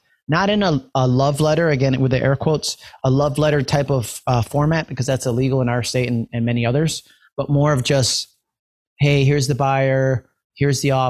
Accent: New York, United States; I'm from New York

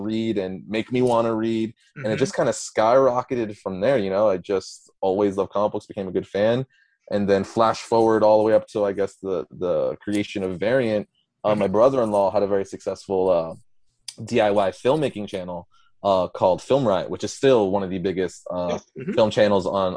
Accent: Coral Springs, Florida, United States; moved away as an adult; also born or lived in Brentwood, Long Island, New York; now in Dallas, United States; I grew up in Margate/Coral Springs, Florida

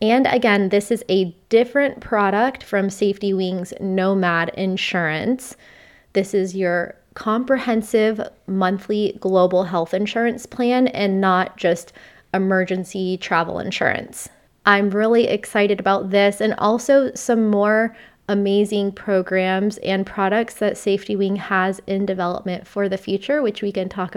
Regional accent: a small town in Florida, United States; moved away as an adult; also born or lived in North Carolina; growing up, I mean, I never took public transportation. I was from a small town in Florida

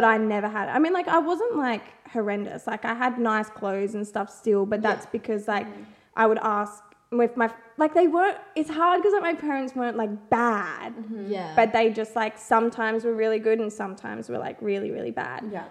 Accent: Barossa, South Australia, Australia; also born or lived in Waikerie, South Australia; now in Adelaide, Australia; I grew up in the Barossa.

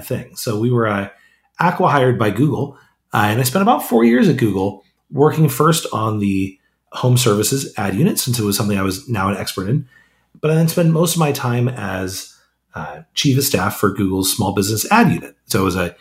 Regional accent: Modesto, California, United States; I grew up in a city called Modesto, is in the middle of Central California

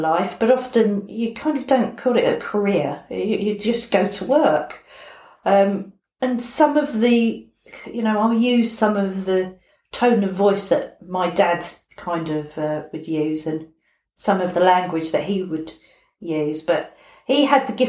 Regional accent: London, United Kingdom; I was born in London, in Battersea, just off Battersea High Street

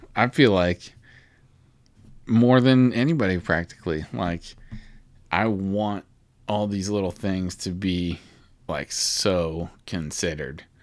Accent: Alma, Kansas, United States; also born or lived in Topeka; I guess the hospital was in Topeka that I was born in, but then I lived in Alma

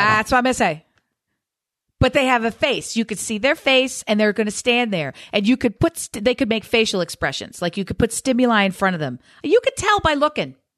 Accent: Newark, Delaware, United States; Delaware, born and raised, baby. Newark, D E.

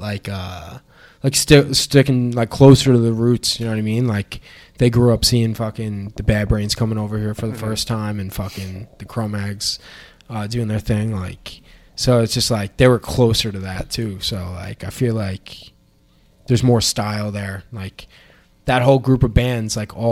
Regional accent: Long Island, New York, United States; I'm from Long Island

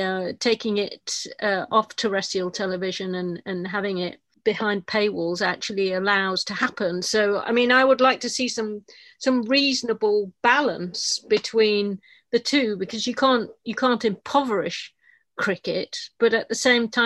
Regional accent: Yorkshire and the Humber, United Kingdom; I was born in Yorkshire

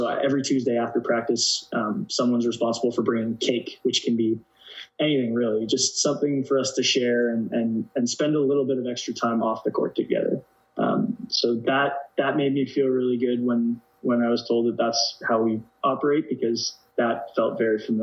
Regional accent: Canada; moved away as an adult; now in Denmark

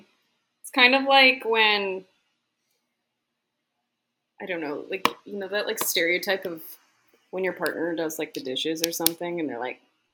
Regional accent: United States; being an American.

